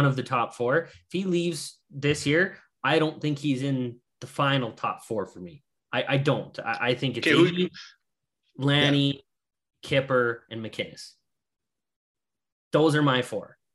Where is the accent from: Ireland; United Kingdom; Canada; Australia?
Canada; Hanna, Alberta; That is my hometown brother